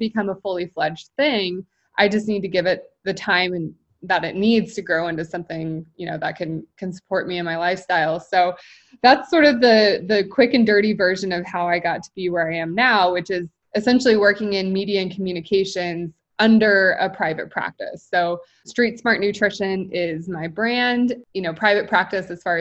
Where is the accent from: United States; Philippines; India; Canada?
United States; Midwest; now in Kansas City, United States; I'm based in Kansas City, so pretty much born and raised in the Midwest.